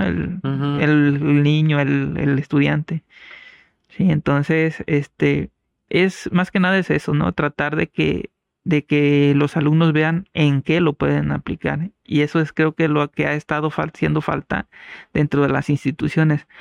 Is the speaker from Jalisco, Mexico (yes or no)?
no; San Jerónimo de Juárez, Guerrero, Mexico; now in Chilpancingo, Mexico; yo soy originario de San Jerónimo de Juárez Guerrero, allá en la Costa Grande